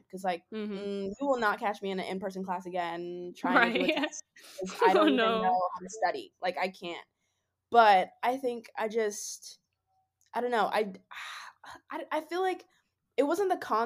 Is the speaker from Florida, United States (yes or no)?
no; New York, United States; I'm from New York, too